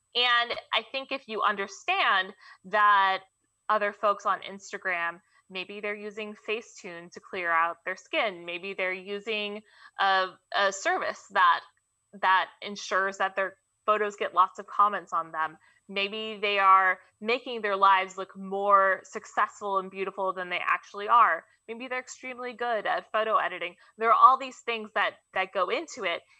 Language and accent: English; Mountain View, California, United States; also born or lived in Fremont, California; I grew up here, which is the crazy part. I went to Mountain View High School. Uh, I was born in Fremont